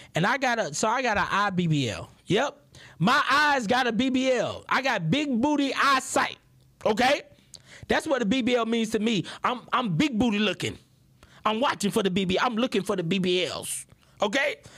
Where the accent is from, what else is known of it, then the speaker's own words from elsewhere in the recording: Houston, Texas, United States; I'm from Houston, Texas